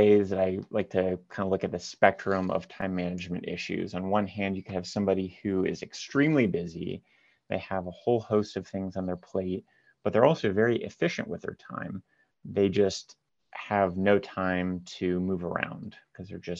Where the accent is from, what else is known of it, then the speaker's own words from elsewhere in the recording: Marion, Ohio, United States; also born or lived in Columbus, Ohio; I'm from Columbus, Ohio, originally from a smaller town north of Columbus called Marion.